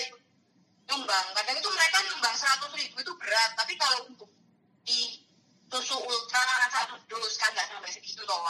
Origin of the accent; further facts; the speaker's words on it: Yogyakarta, Special Region of Yogyakarta, Indonesia; aku orang Jogja